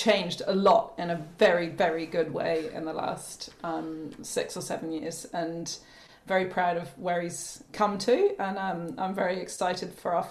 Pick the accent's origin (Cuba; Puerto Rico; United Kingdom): United Kingdom; just south of Edinburgh, Scotland; moved away as an adult; also born or lived in Wanaka, New Zealand; now in New Zealand; I'm actually from Scotland. Grew up just south of Edinburgh, and came over to New Zealand after graduating art school